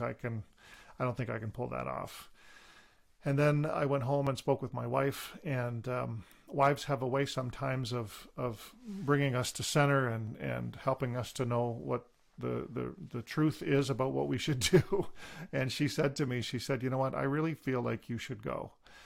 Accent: Deseronto, Ontario, Canada; I was born and raised in Deseronto, Ontario, which is near kind of the Belleville area, eastern Ontario, on a First Nations reserve.

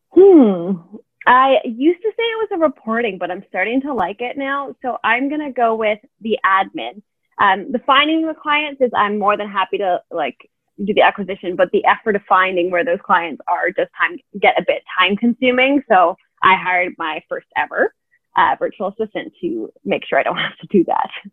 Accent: Canada; now in Europe; I am a Canadian entrepreneur

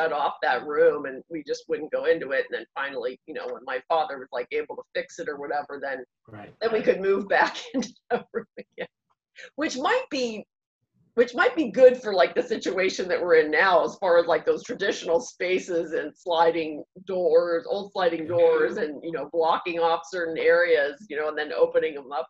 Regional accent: Dormont, Pennsylvania, United States; the one that I grew up in Dormont.

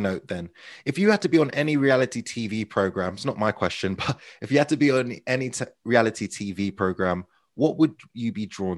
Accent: Ruislip, Northwood, Pinner, London, United Kingdom; Ruislip, Northwood, Pinner, my hometown, where I was born and raised

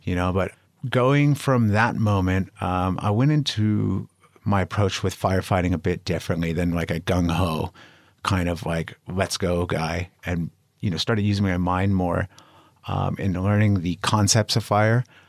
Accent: Los Angeles, California, United States; moved away as an adult; now in Spain; I'm from the U S, um, I'm from Los Angeles, but I'm living in Spain now

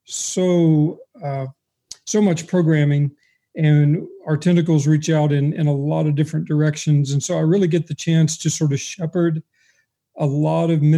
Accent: Paris, Texas, United States; moved away as an adult; also born or lived in Dallas-Fort Worth, Texas; now in North Carolina, United States; I grew up in Texas

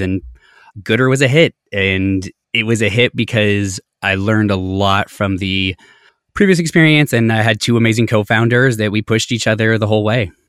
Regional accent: Colorado, United States; I grew up in Colorado, very like lower middle class family

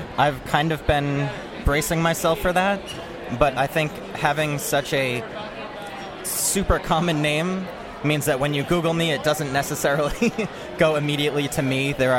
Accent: Boston, Massachusetts, United States; moved away as an adult; now in Washington, D.C., United States; So I'm originally from the Boston area, but I've been in Washington, D.C. for the last 12 years now.

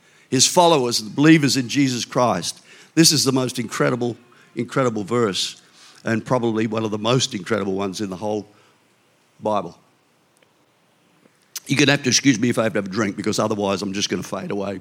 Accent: Victoria, Australia; I'm from Victoria

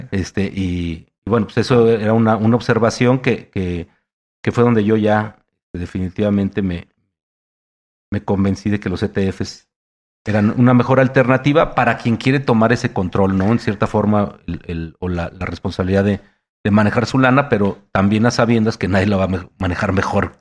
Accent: Mexico; por ser mexicano

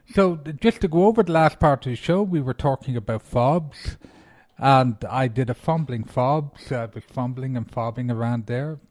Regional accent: Ireland; I'm Irish

